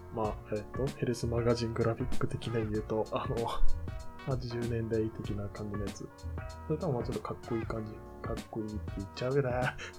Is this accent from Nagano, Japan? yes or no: no; Hachioji, Tokyo, Japan; 地元八王子